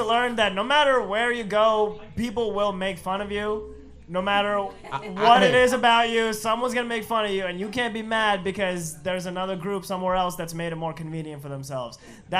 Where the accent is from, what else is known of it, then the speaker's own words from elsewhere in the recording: India; English is a second language; now in United States; my family, we spoke two different languages at home in India, and then we moved here, and we had to learn a third one.